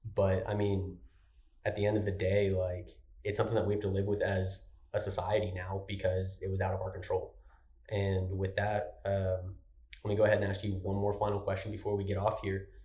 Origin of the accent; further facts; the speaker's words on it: Lubbock, Texas, United States; moved away as an adult; I'm from Lubbock, so it's still not a Houston or Dallas location. But coming from a town like Lubbock